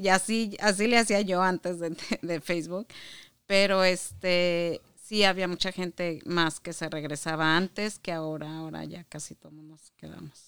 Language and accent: Spanish; Chihuahua, Mexico; moved away as an adult; also born or lived in Mexico City / Monterrey / Juárez / Saltillo; now in Michigan, United States; yo nací en el DF, bueno, lo que era en el DF, y eh, a los 10 años nos fuimos a vivir a Chihuahua por trabajo de mi papá. Y ahí me crié